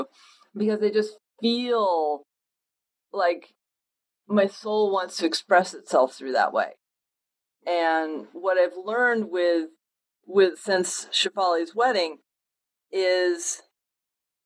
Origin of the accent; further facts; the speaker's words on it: Western Connecticut, United States; growing up in Western Connecticut, not Eastern Connecticut where you are, but Western Connecticut